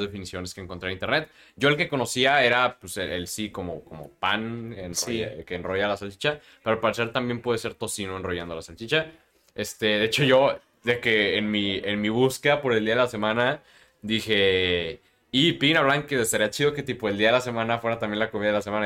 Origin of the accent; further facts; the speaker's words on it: Mexico; como mexicanos conocemos